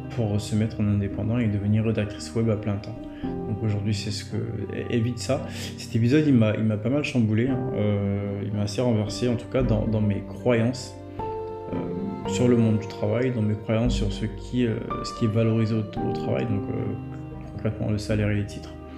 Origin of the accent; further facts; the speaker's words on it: Côte d’Ivoire; moved away as an adult; now in France; je suis né en Côte d'Ivoire. Euh, j'ai, euh, j'ai étudié une bonne partie euh, de ma vie en Côte d'Ivoire